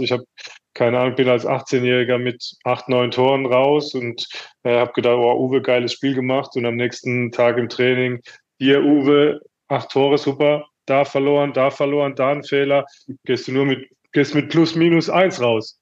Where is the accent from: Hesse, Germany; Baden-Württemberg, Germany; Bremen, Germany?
Baden-Württemberg, Germany; Mannheim; moved away as an adult; also born or lived in Paris; Ich bin in Mannheim geboren, kannte alles, wusste alles, wie es hier vonstatten geht.